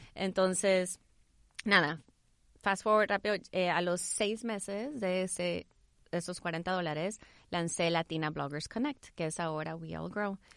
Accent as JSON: {"language": "Spanish", "country": "El Salvador", "tie": "born or raised there", "also_born_or_lived": "Houston, United States", "moved": "yes", "lives_now": "United States", "said": "nací en Houston, crecí en El Salvador"}